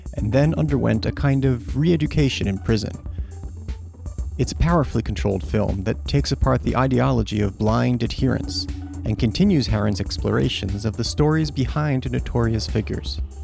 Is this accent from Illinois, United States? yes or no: no; New York, United States; I grew up in New York and was going to a lot of movies at the Angelica